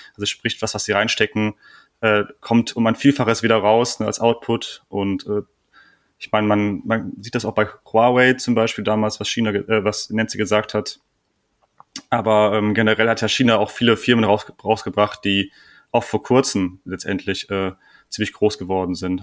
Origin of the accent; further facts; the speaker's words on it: Germany; bei uns in Deutschland